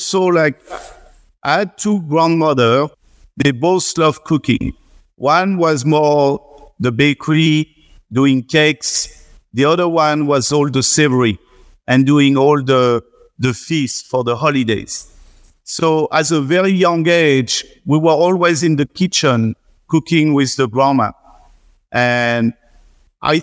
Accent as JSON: {"language": "English", "region": "central France", "country": "France", "tie": "born or raised there", "accent": "strong French", "first_language": "French", "second_language": "English", "moved": "as an adult", "lives_now": "New York, United States", "said": "still have my strong French accent"}